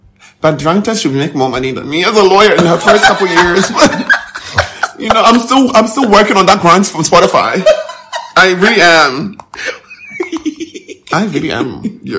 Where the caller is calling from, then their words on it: Ghana